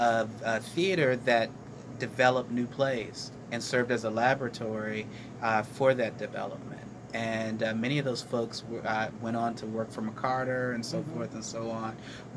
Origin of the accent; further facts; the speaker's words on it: Washington, District of Columbia, United States; moved away as an adult; also born or lived in Los Angeles, California; now in Trenton, United States; I'm from Washington, D.C., but I spent 14 years in Los Angeles, California, where I went to college